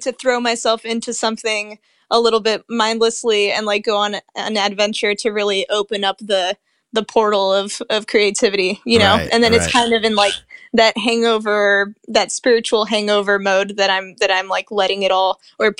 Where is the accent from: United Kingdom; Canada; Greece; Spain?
Spain; also born or lived in Europe / Asia / Middle East; So I grew up mostly in Spain to a Spanish dad, and my mom's from the States.